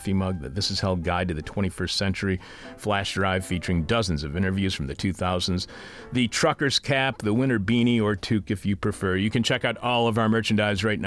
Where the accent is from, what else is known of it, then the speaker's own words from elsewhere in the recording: Detroit, Michigan, United States; my hometown of Detroit